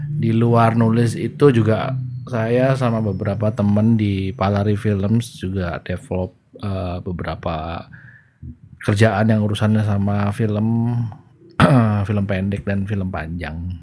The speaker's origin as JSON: {"language": "Indonesian", "town": "Surabaya", "region": "East Java", "country": "Indonesia", "tie": "born or raised there", "said": "di Surabaya saya saya besar dan gede dari di Surabaya"}